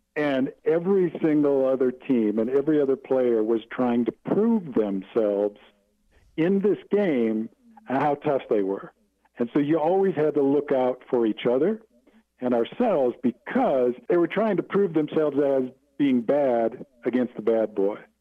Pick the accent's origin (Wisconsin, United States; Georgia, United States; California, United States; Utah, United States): Wisconsin, United States; growing up in Wisconsin